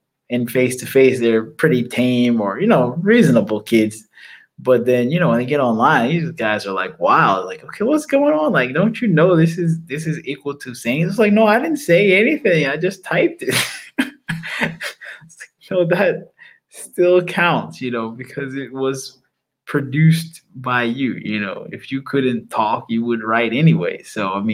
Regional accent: United States; being an American

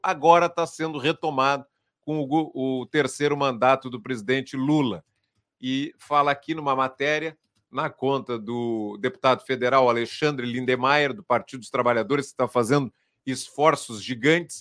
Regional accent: Pelotas, Rio Grande do Sul, Brazil; eu nasci e, e me criei aqui em Pelotas

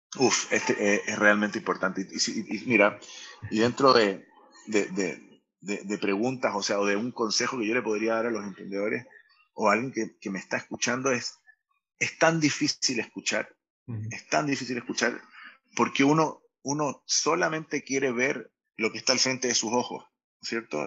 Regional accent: Chile; also born or lived in Israel; soy israelí chileno, a los tres años me vengo a Chile, nací en Israel

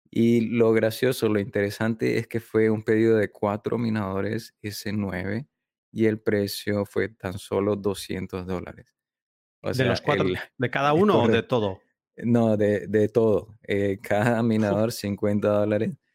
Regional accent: Panama; also born or lived in southern China; now in China; yo nací en Panamá, así que yo me considero

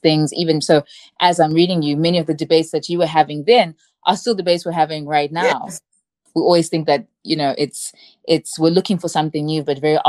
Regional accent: Zimbabwe; I'm from Zimbabwe

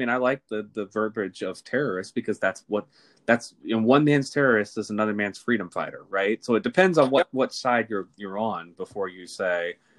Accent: Florida, United States; we are both from the South, we're both from Florida

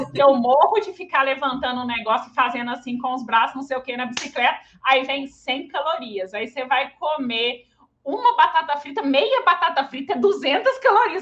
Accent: Belo Horizonte, Minas Gerais, Brazil; Eu sou de BH

